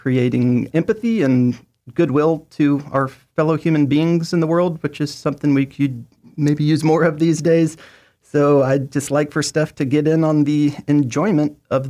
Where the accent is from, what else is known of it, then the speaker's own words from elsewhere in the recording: the South, United States; I grew up in the South and come from kind of a bless you family.